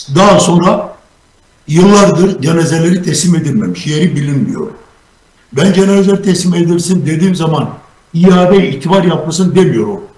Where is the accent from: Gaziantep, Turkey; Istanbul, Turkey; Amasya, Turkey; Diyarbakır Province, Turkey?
Diyarbakır Province, Turkey; Diyarbakır; Diyarbakırlıyım, Kürdüm.